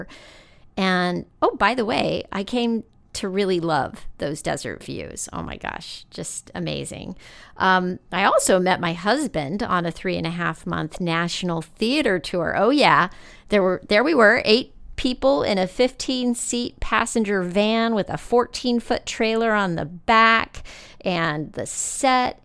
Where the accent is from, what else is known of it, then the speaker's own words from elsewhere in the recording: El Paso, Texas, United States; I grew up in West Texas, in the town of El Paso